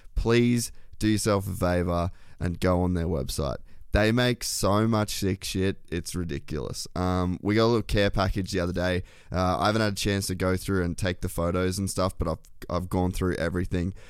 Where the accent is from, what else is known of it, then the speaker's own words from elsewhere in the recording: Queensland, Australia; moved away; also born or lived in Temecula, California; I grew up in Australia, there's, like, I grew up on, like, the Great Barrier Reef